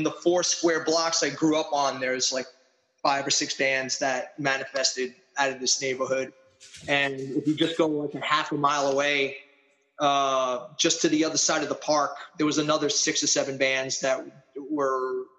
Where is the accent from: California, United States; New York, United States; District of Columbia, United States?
New York, United States; New York City; I was born in Astoria, Queens.